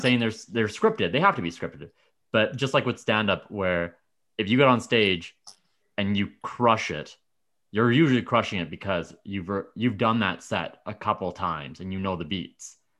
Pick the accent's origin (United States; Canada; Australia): Canada; Medicine Hat, Alberta; I grew up in Medicine Hat